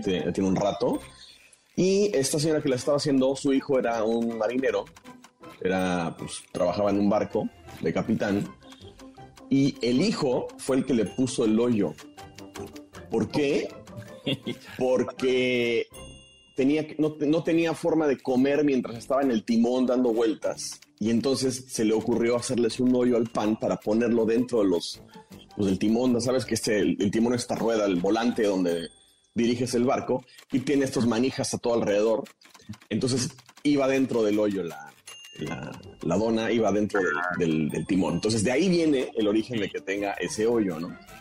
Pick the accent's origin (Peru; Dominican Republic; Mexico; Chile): Mexico; en México adoptamos el término dona